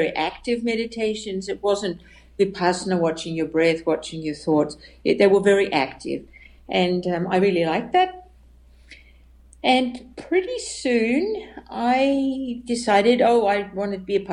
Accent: Western Australia, Australia; moved away as an adult; also born or lived in India / United States; now in Germany; I was born and raised Catholic in Australia, in Western Australia.

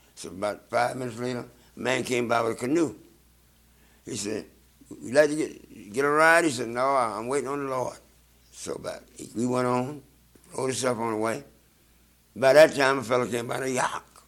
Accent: South Carolina, United States; moved away; also born or lived in Georgia; I'm from South Carolina.

